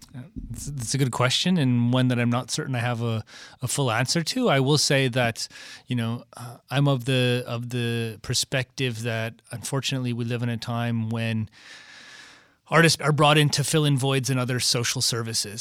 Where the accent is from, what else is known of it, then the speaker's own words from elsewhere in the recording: Michigan, United States; I grew up in Michigan, kind of the birthplace of the automobile